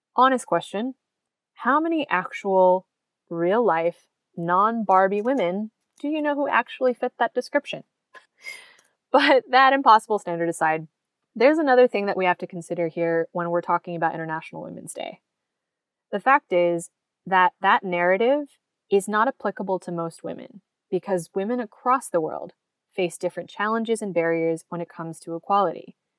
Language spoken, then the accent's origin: English; United States; in the US, my home country